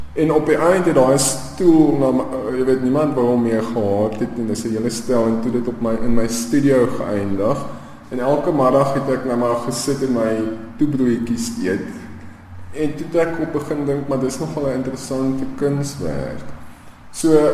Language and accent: Afrikaans; Pretoria, Gauteng, South Africa; my kinderjare in Pretoria